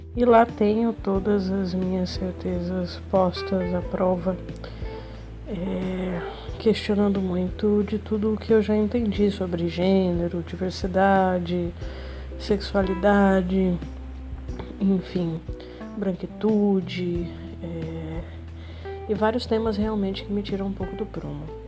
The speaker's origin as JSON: {"language": "Portuguese", "town": "Taiúva", "region": "São Paulo", "country": "Brazil", "tie": "born or raised there", "also_born_or_lived": "Assis, São Paulo", "moved": "as an adult", "said": "a cidade que eu cresci chama Taiúva, fica localizada na microrregião de Ribeirão Preto, né, no interior de São Paulo."}